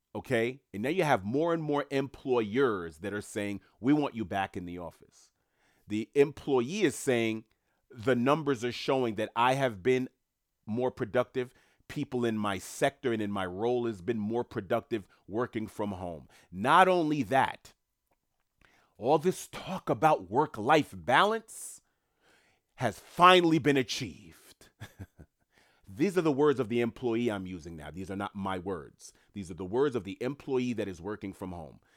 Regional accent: New York City, New York, United States; moved away; also born or lived in Queens, New York; I'm from New York City. I've worked in Manhattan most of my life. I don't live in New York at the moment

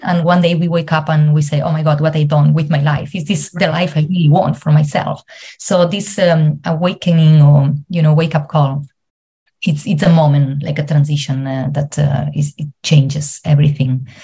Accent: Spain; moved away as an adult; now in Ireland; I'm originally from Spain, but I live in Ireland for the last seven years

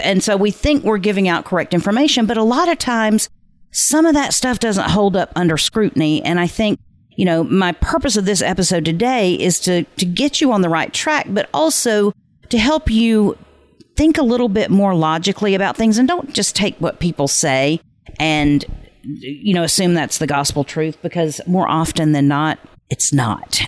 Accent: the South, United States; I'm from the South, and so bless their hearts is not necessarily a compliment

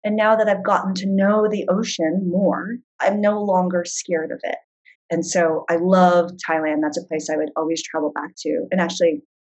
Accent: San Diego, California, United States; moved away as an adult; now in New York City, United States; I grew up in San Diego on the beach

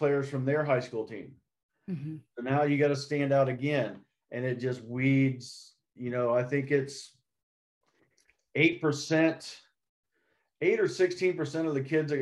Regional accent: Dayton, Ohio, United States; Growing up in Dayton, Ohio area

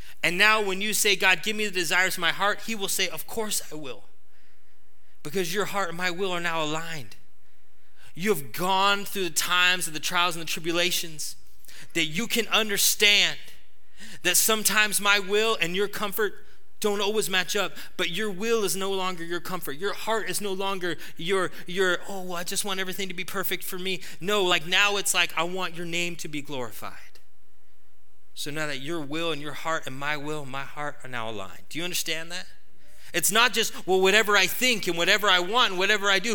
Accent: United States; us as American Christians

